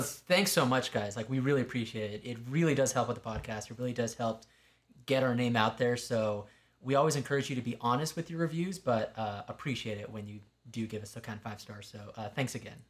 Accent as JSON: {"language": "English", "region": "California", "country": "United States", "tie": "born or raised there", "moved": "yes", "lives_now": "Utah, United States", "said": "I'm from California"}